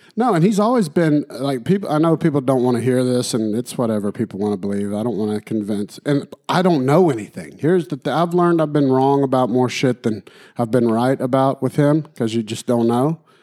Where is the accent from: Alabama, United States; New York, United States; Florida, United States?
Alabama, United States; My home state, Alabama